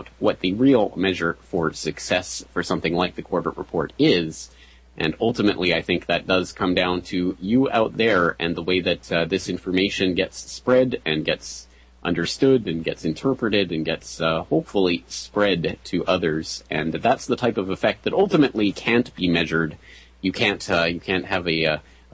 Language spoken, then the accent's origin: English; Canada; myself being a Canadian